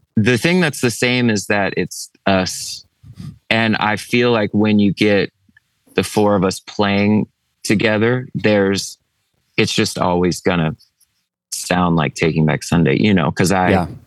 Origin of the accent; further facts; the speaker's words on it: East Coast, United States; we're from the East Coast